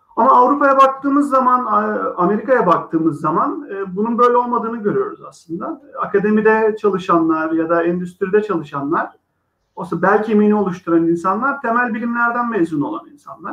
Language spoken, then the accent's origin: Turkish; Izmir, Turkey; moved away as an adult; also born or lived in Sweden / United States; İzmirliyim. 1984 yılında İzmir'de doğdum.